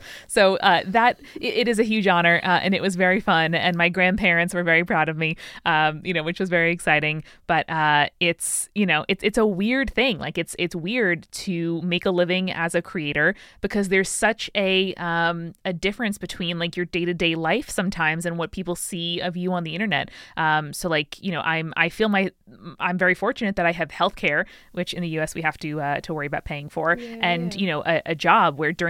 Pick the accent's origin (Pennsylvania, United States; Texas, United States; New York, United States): New York, United States; I, you know, I'm from New York. I got a degree in English.